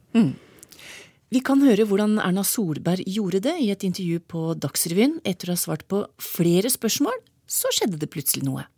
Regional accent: Trysil, Innlandet, Norway; jeg kommer fra Trysil

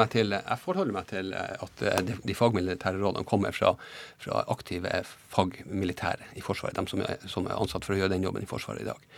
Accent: Båtsfjord, Finnmark, Norway; jeg er fra Båtsfjord

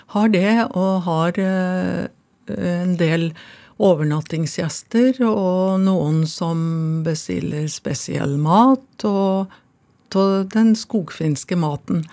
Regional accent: Finnskogen, Innlandet, Norway; da jeg kom på reallinja på Kongsvinger gymnas, så ble jeg kalt innavle og dum når det presenterte meg som at jeg kom ifra Finnskogen

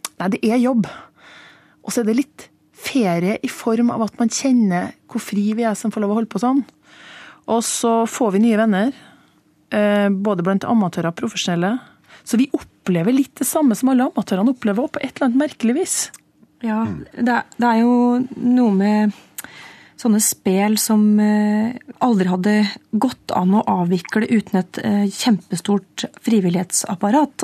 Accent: Trøndelag, Norway; accent: Trøndersk; for meg som trønder

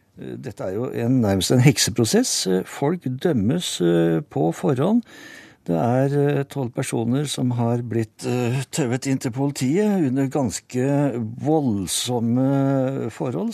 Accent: Norway; Jeg kommer selv fra Hallen kommune

